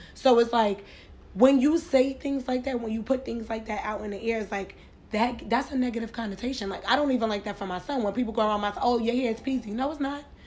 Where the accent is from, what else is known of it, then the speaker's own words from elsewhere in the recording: New York, United States; growing up in New York